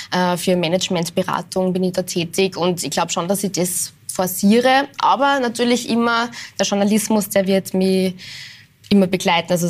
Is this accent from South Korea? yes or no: no; Linz, Upper Austria, Austria; now in Vienna, Austria; Im Herzen werde ich immer die Linzerin sein.